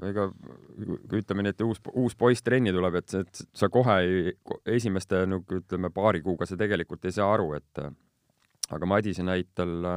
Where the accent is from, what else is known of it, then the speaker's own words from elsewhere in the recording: Estonia; also born or lived in Strasbourg, France / near Paris, France; ma niisugune ele tüüp olen siin Eestimaalt